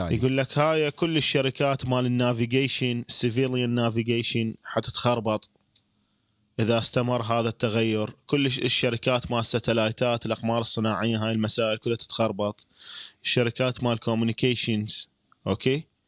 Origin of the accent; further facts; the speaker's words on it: Iraq; نحن كشعب عراقي